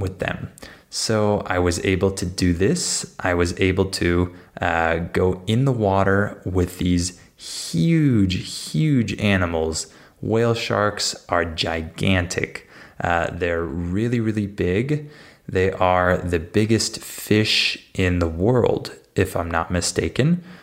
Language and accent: English; San Diego, California, United States; I grew up in San Diego